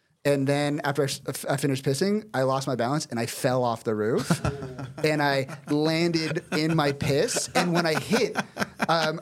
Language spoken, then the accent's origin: English; Orangeville, Ontario, Canada; my hometown, Orangeville